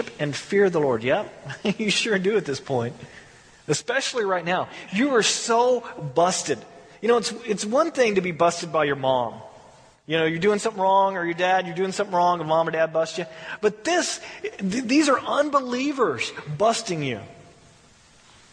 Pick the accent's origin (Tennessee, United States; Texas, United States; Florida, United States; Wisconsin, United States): Texas, United States; I'm from Texas